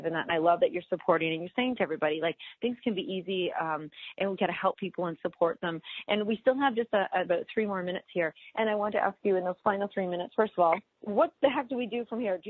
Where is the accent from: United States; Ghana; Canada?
Canada; Oshawa, Ontario; also born or lived in Toronto / Mississauga / Scarborough; I grew up in Oshawa